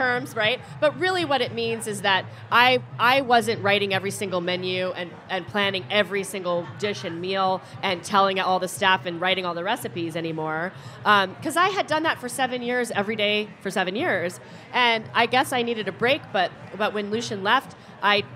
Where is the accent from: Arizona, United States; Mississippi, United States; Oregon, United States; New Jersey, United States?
Oregon, United States; Corvallis; now in Portland, United States; I was born in Corvallis, which is an hour and a half south of here